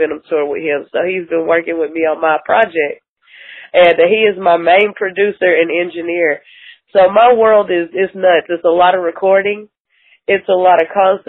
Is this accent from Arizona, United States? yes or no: no; Atlanta, Georgia, United States; now in Kingsport, United States; Originally, I'm from Atlanta. I'm living in Kingsport at the moment